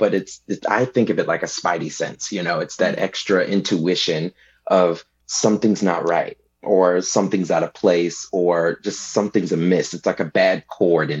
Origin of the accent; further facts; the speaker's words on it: Detroit, Michigan, United States; also born or lived in New Mexico / Dallas, Texas; now in Central Coast, California, United States; I was born and raised in Detroit, Michigan